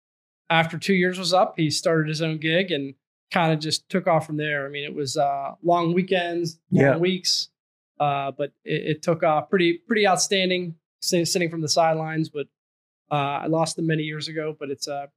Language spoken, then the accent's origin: English; Pittsburgh, Pennsylvania, United States; moved away as an adult; also born or lived in Minnesota; Pittsburgh born and bred.